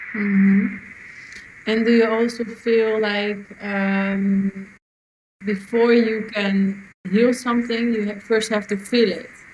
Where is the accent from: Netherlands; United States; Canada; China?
Netherlands; I'm from Holland